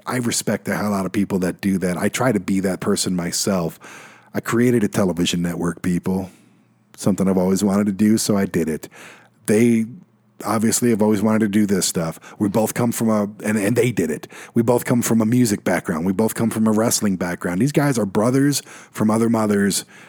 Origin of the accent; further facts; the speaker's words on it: Detroit, Michigan, United States; moved away; Detroit, my hometown